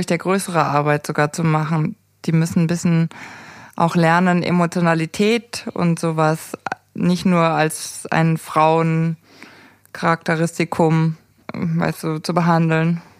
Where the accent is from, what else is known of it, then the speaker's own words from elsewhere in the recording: Erding, Bavaria, Germany; in Erding, äh, wo ich aufgewachsen bin